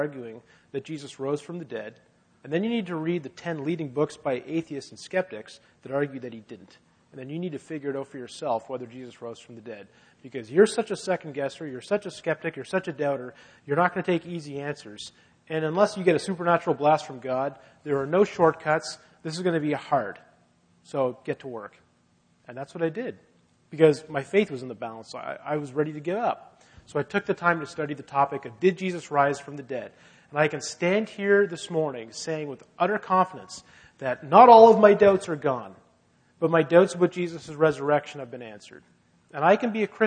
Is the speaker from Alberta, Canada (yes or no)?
no; Halifax, Nova Scotia, Canada; And I grew up in Halifax, but my parents are both from Ottawa originally.